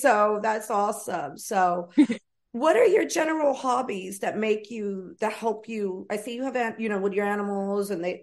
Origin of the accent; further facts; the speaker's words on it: New York, United States; moved away as an adult; also born or lived in Los Angeles, United States; I'm originally from New York